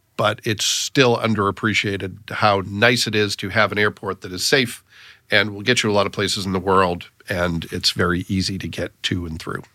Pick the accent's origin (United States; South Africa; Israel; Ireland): United States; Massachusetts; now in Fort Wayne, United States; I grew up in Massachusetts